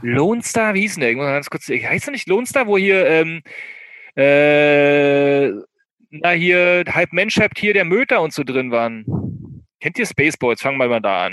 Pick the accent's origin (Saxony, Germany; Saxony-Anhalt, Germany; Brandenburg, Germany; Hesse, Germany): Brandenburg, Germany; eastern; moved away; aus meiner Heimat, aus dem Brandenburger Osten